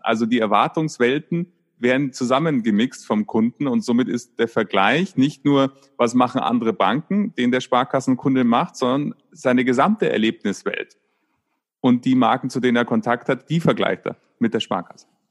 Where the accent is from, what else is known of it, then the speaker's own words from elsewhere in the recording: Munich, Bavaria, Germany; In, in Bayern, ich komme aus München